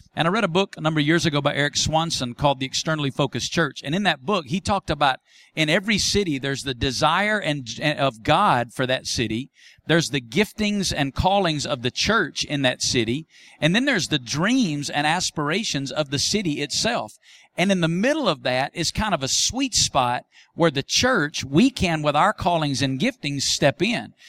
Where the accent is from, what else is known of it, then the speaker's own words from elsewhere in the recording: Muscle Shoals, Alabama, United States; now in Las Vegas, United States; my hometown of Muscle Shoals, Alabama, where I grew up